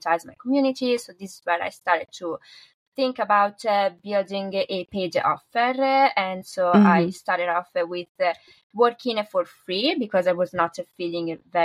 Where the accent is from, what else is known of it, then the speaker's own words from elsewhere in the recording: northern Italy, Italy; So I'm from Italy and I'm from the north of Italy